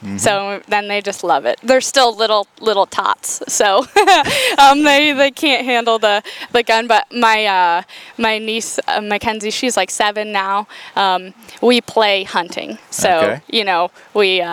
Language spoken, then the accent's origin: English; Pennsylvania, United States; moved away as an adult; also born or lived in North Carolina; now in Tennessee, United States; I grew up in Pennsylvania in like the middle of nowhere